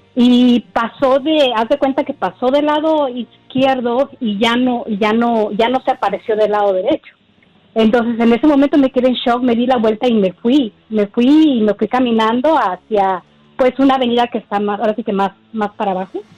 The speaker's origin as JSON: {"language": "Spanish", "region": "Mexico City", "country": "Mexico", "said": "yo soy de la Ciudad de México"}